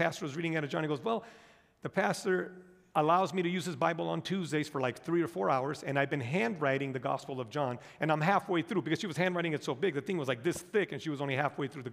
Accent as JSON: {"language": "English", "country": "United States", "tie": "born or raised there", "said": "I was born and raised here in the United States of America."}